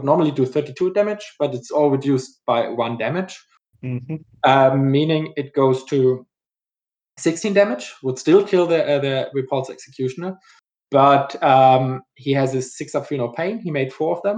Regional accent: Germany; English is a second language; now in Houston, United States; in Germany, my home country, as most of the people were already have guessed from my accent.

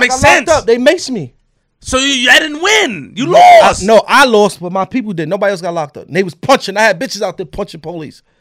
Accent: Queens, New York, United States; I'm from Queens.

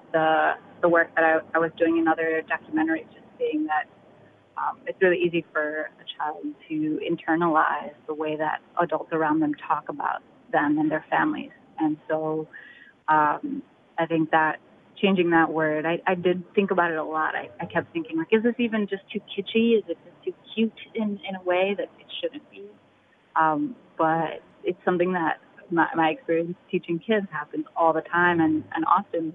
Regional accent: New York City, New York, United States; moved away as an adult; now in Washington, D.C., United States; the neighborhoods that I grew up in the Bronx

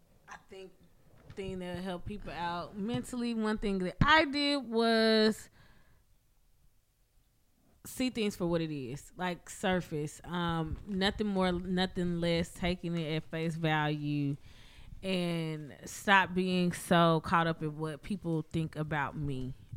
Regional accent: Madison, Mississippi, United States; just because I went to HBCU, just because I grew up in Madison, or just because I grew up in Mississippi, period

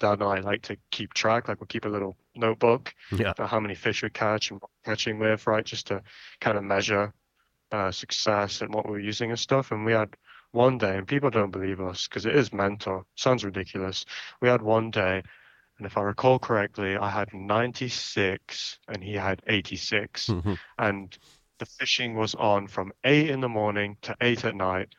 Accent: Rainworth, East Midlands, United Kingdom; now in Canada; growing up in England

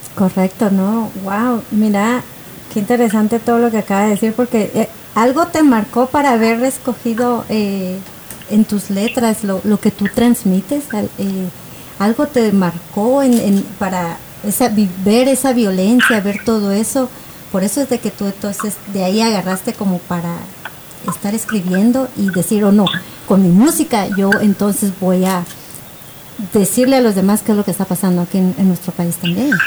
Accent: Guatemala; moved away; yo viví en Guatemala, bueno, yo de hecho nací en Guatemala, soy guatemalteca

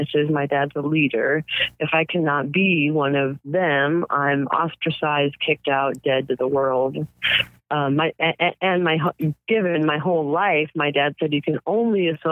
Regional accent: United States; as an American

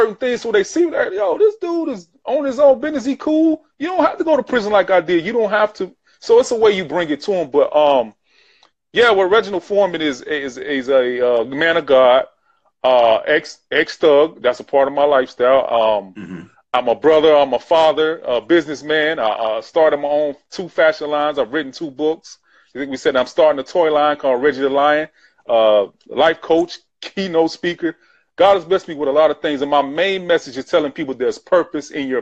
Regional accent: Chicago, Illinois, United States; I grew up being bullied in the Chicago Project

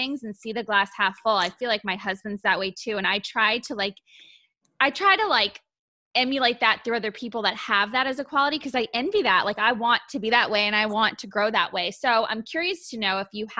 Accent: New York, United States; I'm from New York

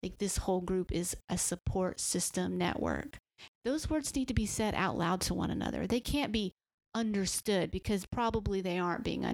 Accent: the South, United States; growing up in the South

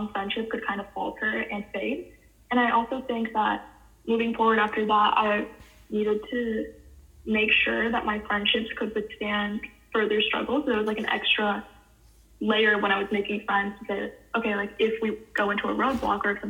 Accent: Cupertino, California, United States; I grew up in Cupertino, California, and graduated from Juana Vista High School in 2018

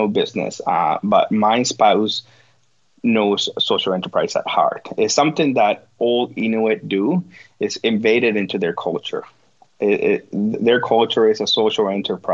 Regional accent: Guatemala; accent: Guatemalan; English is a second language; moved away as an adult; now in Nunavut, Canada; That's the Guatemalan part coming out

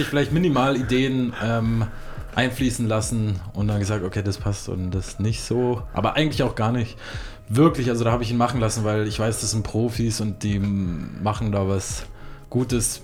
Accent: Ansbach, Bavaria, Germany; moved away; aus meiner Heimatstadt Ansbach, also beziehungsweise eine meiner Heimatstädte

